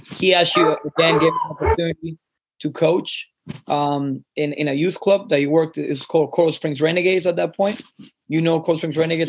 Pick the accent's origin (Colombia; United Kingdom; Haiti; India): Colombia; I grew up in Colombia